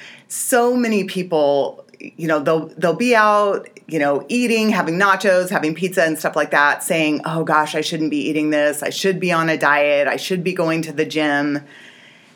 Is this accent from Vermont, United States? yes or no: no; Alaska, United States; moved away; I grew up in Alaska.